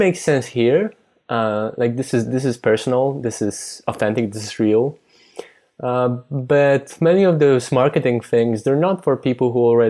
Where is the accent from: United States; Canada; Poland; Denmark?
Poland; English is a second language; he didn't notice I was Polish